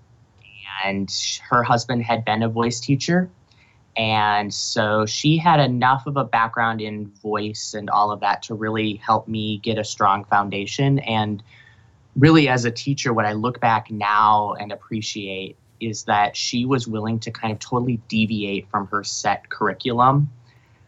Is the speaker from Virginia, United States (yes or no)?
no; Eau Claire, Wisconsin, United States; the university in my hometown, the University of Wisconsin, Eau Claire